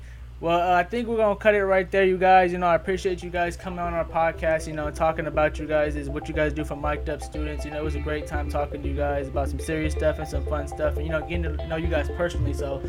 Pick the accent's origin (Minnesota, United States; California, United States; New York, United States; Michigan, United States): California, United States; Sacramento; I'm the only one here from Sacramento, so, you know, I was stuck here, raised here